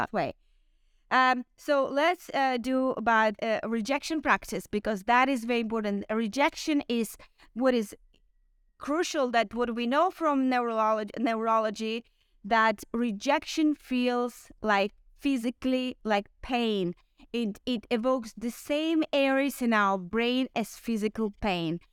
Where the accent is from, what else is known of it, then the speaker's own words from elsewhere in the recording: Ukraine; I'm Ukrainian